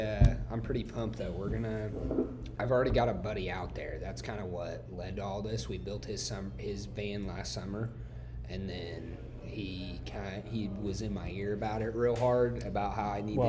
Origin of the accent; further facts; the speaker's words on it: Midwest, United States; I'm from the Midwest.